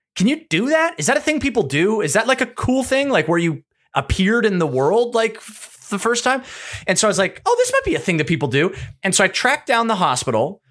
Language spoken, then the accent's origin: English; Hillerød, Capital Region of Denmark, Denmark; moved away; I was born in Denmark.